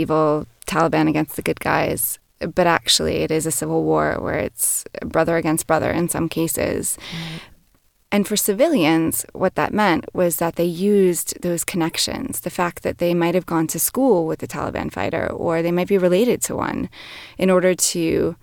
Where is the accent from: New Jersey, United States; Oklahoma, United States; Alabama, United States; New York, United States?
New York, United States; as a New Yorker. We're very direct people